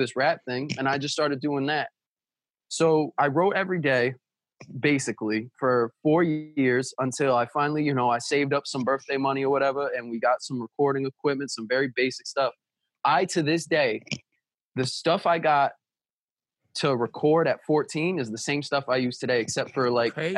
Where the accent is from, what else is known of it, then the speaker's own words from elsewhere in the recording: Providence, Rhode Island, United States; also born or lived in East Providence, Rhode Island; I was born in Providence, Rhode Island. I've lived since I was like 12 years old. Right before I turned 12, I've lived in East Providence, Rhode Island.